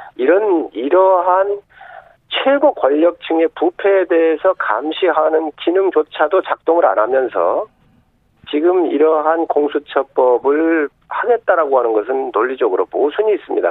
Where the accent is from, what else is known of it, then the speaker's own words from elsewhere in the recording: South Chungcheong, South Korea; 서산 태안 출신